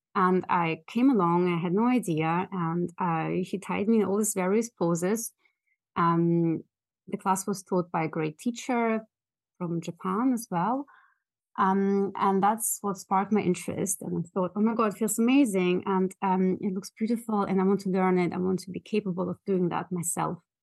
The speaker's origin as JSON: {"language": "English", "country": "Germany", "tie": "born or raised there", "also_born_or_lived": "Russia", "moved": "as an adult", "lives_now": "London, United Kingdom", "said": "my parents, uh, moved with me as a small child to Germany, where I grew"}